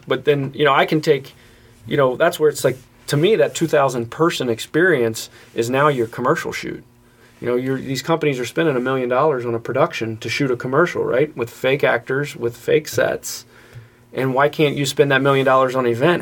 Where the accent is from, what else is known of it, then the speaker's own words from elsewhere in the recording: Kentucky side, United States; I came from the Kentucky side